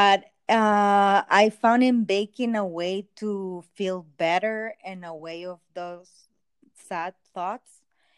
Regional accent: El Salvador; English is a second language; Well, I'm from El Salvador, and I'm a doctor, but right now I'm working as a baker.

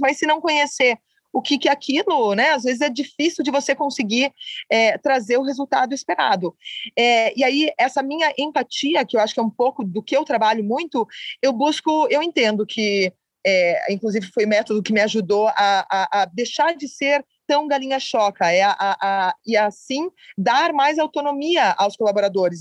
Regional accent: Curitiba, Paraná, Brazil; moved away; estar de volta em Curitiba

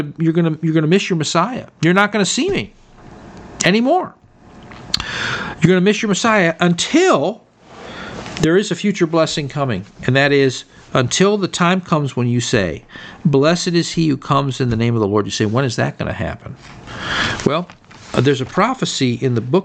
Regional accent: United States; me as an American citizen

